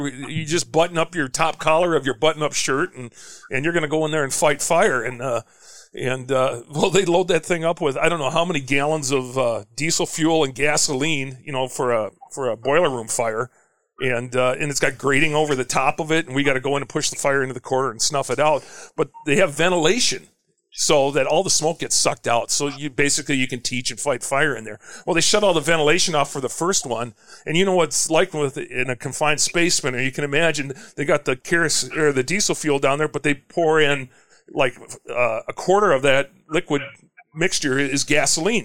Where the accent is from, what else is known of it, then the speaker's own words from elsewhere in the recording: St. Louis Park, Minnesota, United States; moved away; also born or lived in Cedar Rapids, Iowa; I grew up in St. Louis Park